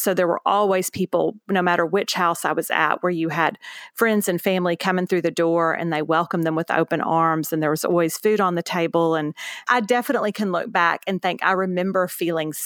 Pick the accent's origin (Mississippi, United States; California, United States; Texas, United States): Texas, United States; Houston; also born or lived in Beaumont, Texas; now in San Antonio, United States; I grew up in Houston, Texas, for the most part, ended up going to high school in Beaumont, Texas.